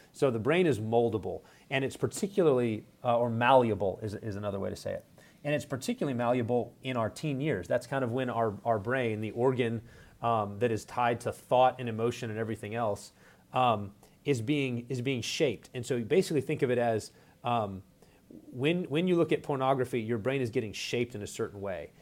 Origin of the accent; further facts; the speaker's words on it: West Texas, United States; moved away as an adult; now in Minneapolis, United States; I'm originally from West Texas. Uh, grew up there